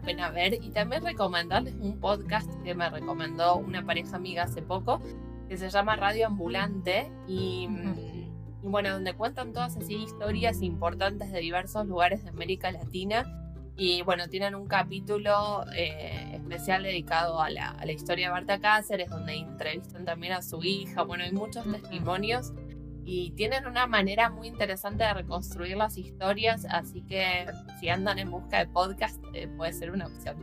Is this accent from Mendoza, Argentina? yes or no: no; Buenos Aires, Argentina; moved away as an adult; now in New Zealand; de Buenos Aires, que es de donde soy